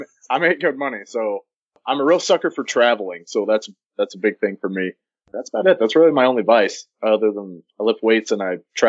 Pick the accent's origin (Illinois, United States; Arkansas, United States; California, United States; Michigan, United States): Arkansas, United States; North Central; I'm from North Central Arkansas.